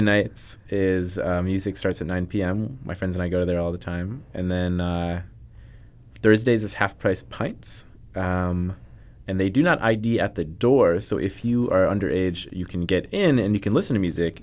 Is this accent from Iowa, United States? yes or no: yes; Cedar Rapids, Iowa, United States; moved away; my hometown, Cedar Rapids